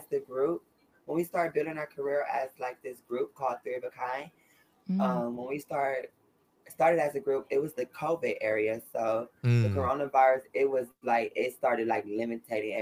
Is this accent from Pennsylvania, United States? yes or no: no; Southern California, United States; I'm originally from SoCal